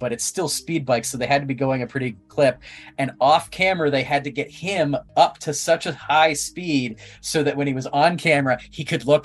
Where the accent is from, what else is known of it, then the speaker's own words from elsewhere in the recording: Ottawa, Ontario, Canada; moved away; I'm from Ottawa